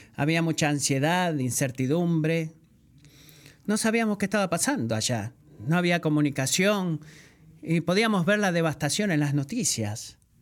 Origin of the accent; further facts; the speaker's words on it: Puerto Rico; soy de Puerto Rico